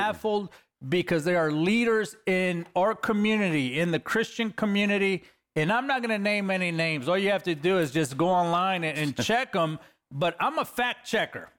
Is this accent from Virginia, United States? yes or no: no; Los Angeles, California, United States; I'm a kid from East L A, California. I'm a next gang member that God called out of the inner city of L